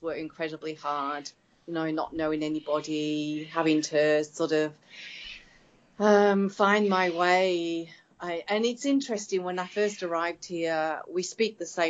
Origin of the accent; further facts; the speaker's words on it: England, United Kingdom; accent: northern English; moved away as an adult; now in Australia; But yeah, they couldn't understand my strong northern accent from England. And yeah, but the first 2 years were really, really hard, really, really tough. So it was 92 when I came out here.